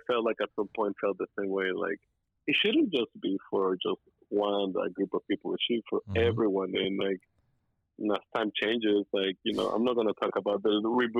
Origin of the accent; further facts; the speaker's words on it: Texas, United States; growing up in Texas